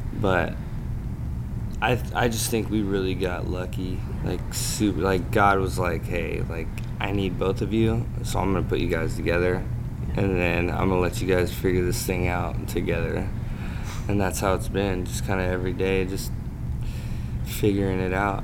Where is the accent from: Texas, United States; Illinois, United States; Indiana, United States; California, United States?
California, United States; I'm from California, which is like the CrossFit capital